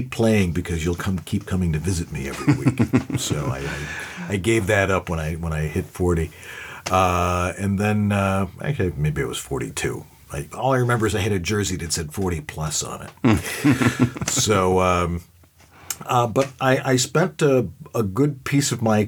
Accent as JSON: {"language": "English", "town": "Buffalo", "region": "New York", "country": "United States", "tie": "born or raised there", "moved": "as an adult", "lives_now": "Los Angeles, United States", "said": "I'm from Buffalo originally. I've lived there for 58 years"}